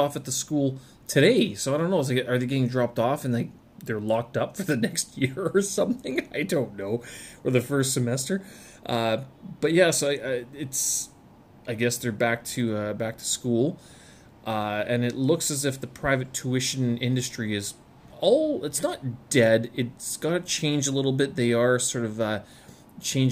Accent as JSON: {"language": "English", "country": "Canada", "tie": "born or raised there", "moved": "as an adult", "lives_now": "Beijing, China", "said": "back in Canada, though, August was always the month that harvest would begin, and since in my hometown it was surrounded by farms"}